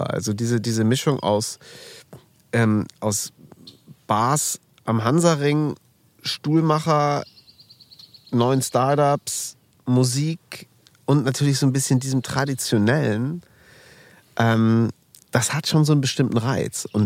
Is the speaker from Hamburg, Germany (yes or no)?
no; Münster, North Rhine-Westphalia, Germany; Nee, ich komme aus Münster.